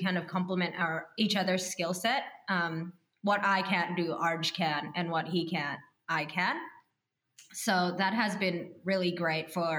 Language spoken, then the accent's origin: English; Indonesia; moved away; also born or lived in Australia / United States; I'm from Indonesia. So coming to moving to Australia and America previously